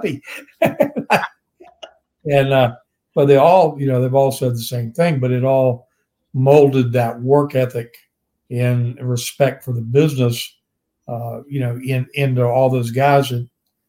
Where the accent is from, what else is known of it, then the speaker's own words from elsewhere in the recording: Virginia, United States; growing up in Virginia and being just around the regionalized promotions I grew up around